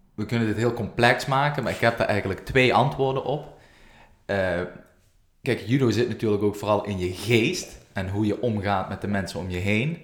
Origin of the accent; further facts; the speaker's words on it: Russia; wij, de Russen